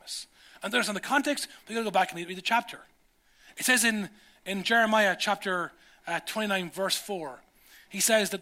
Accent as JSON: {"language": "English", "country": "Ireland", "said": "as a 17-year-old Irish dude"}